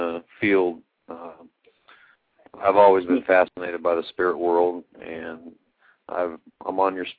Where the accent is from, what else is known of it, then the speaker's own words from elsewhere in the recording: Oklahoma, United States; I'm from Oklahoma.